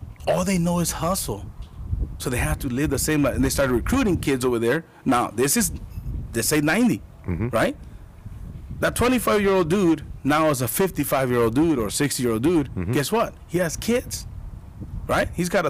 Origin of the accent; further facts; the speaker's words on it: Tucson, Arizona, United States; I grew up here in Tucson, Arizona.